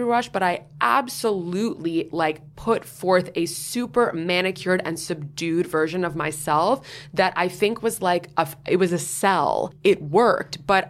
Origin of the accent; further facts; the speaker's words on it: New York, United States; you look beyond how I look and the fact that I was like from New York.